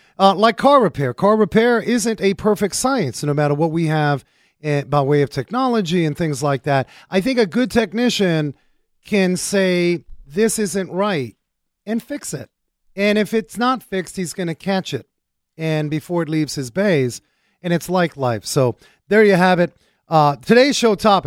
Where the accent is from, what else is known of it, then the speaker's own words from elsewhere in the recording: New York City, New York, United States; Growing up in New York City